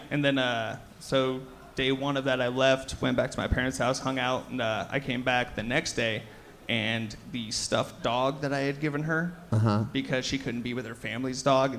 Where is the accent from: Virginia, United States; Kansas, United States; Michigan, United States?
Kansas, United States; Overland Park; also born or lived in Omaha, Nebraska; I moved to Overland Park when I was 5. So my extended family is all from Omaha, but I mean, I'm from Overland Park